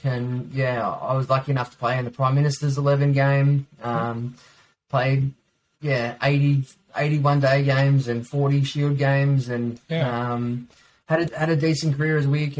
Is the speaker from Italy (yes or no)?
no; Victoria, Australia; growing up in Australia, that is almost the Australian way.